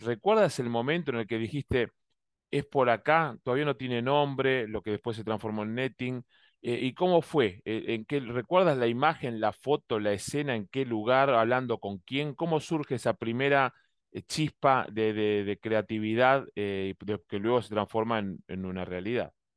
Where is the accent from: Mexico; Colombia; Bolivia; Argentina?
Argentina; now in Miami, United States; como decimos en Argentina, en mi país